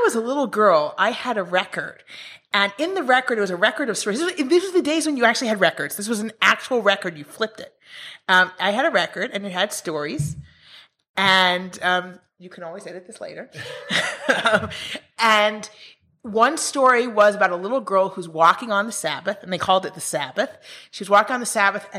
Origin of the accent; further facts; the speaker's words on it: Israel; also born or lived in New York, United States; I grew up in Israel, but I went to the States, to New York University, for my PhD